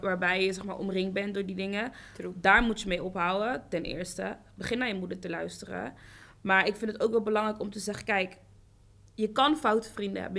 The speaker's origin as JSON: {"language": "Dutch", "town": "Amsterdam", "region": "North Holland", "country": "Netherlands", "tie": "born or raised there", "said": "ik kom ook hier uit Zuidoost"}